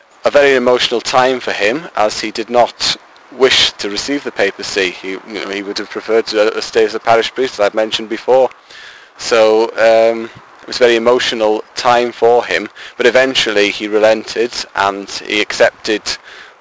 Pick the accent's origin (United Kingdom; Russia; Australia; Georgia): United Kingdom; Diocese of Wrexham, North Wales; I am 23 and from the Roman Catholic Diocese of Wrexham in North Wales